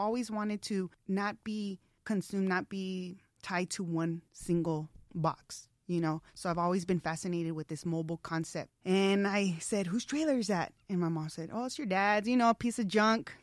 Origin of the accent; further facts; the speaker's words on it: Tucson, Arizona, United States; moved away as an adult; also born or lived in Los Angeles; I moved back to Tucson, my hometown, which I love, last summer